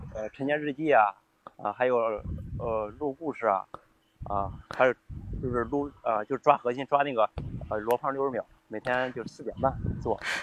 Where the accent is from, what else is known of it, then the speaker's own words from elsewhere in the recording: Shangqiu, Henan, China; 来自河南双丘